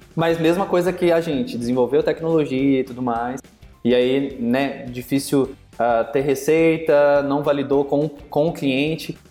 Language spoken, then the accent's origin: Portuguese; Minas Gerais, Brazil; also born or lived in Belo Horizonte; ou você produz café, ou mexe com café, ou você vira cantor. E minha família, a vida inteira foi ligada à produção